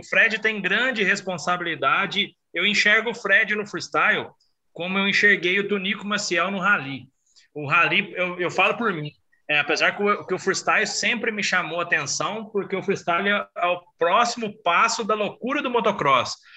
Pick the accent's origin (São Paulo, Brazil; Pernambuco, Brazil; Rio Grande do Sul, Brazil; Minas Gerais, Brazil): Minas Gerais, Brazil; sou de Minas